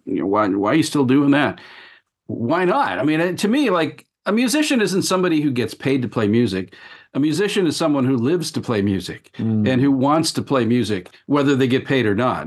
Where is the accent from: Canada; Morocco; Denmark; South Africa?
Canada; Toronto, Ontario; now in Tokyo, Japan; Trana. I'm from Trana.